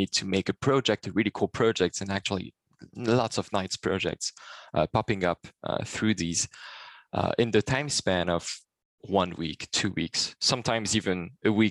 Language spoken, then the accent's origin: English; Paris, Île-de-France, France; also born or lived in Brittany / Switzerland; I was born in the south and then moved to Paris with my family, and then grew up a little bit between Brittany and Paris. This is where I spent most of my childhood